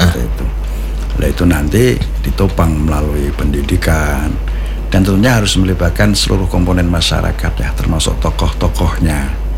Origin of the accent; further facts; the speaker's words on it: Demak, Central Java, Indonesia; Sebagai orang Demak